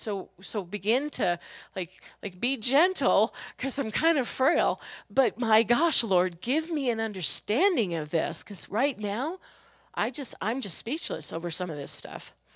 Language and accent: English; New York, United States; when I was growing up in New York